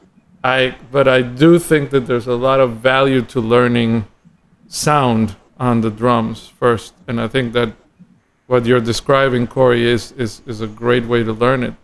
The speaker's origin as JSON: {"language": "English", "region": "San José", "country": "Costa Rica", "tie": "born or raised there", "moved": "as an adult", "lives_now": "Miami, United States", "said": "I'm from Costa Rica, San Jose, Costa Rica, and I grew up in the city"}